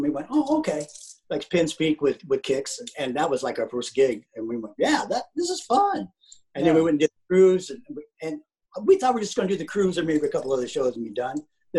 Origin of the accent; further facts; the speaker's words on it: Southern California, United States; moved away as an adult; also born or lived in Venice, California / Marina del Rey, California; now in Georgia, United States; I'm from Southern California. I lived there for 40 some odd years. I lived in Venice and Marina Del Rey. So I just moved to Georgia like 4 years ago.